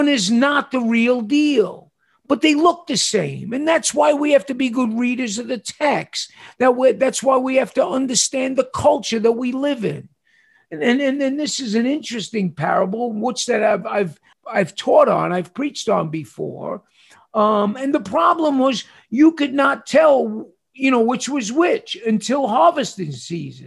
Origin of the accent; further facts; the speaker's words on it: New York City, New York, United States; moved away; when I was growing up in New York City